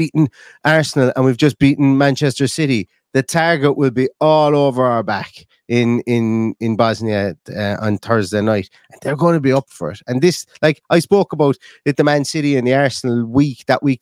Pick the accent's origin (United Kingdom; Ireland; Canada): Ireland; Limerick, Munster; now in Galway, Ireland; I'm from Limerick. I'm living in Galway. I'm from Limerick here in Ireland